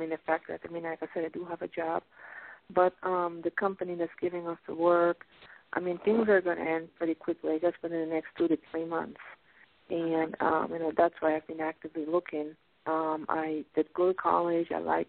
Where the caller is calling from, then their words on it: Pennsylvania, United States; I'm calling from Pennsylvania.